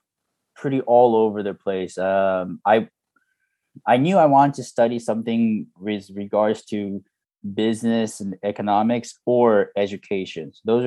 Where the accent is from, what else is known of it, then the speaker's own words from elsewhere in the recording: United States; now in Japan; I was born in Japan, grew up here until third grade, and then moved to the U.S.